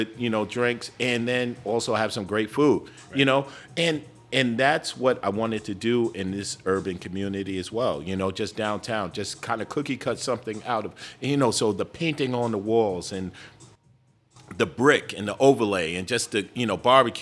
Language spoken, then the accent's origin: English; New York, United States; moved away as an adult; now in Phoenix, United States; being urban, growing up in New York